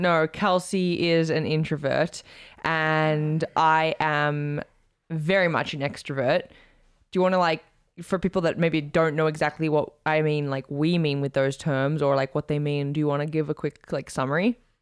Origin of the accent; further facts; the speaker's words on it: Australia; as an Aussie